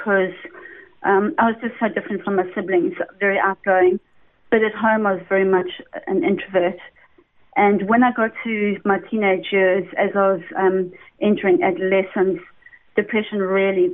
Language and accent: English; Durban, KwaZulu-Natal, South Africa; accent: South African; I was born in Durban, and really I came from essentially a very good family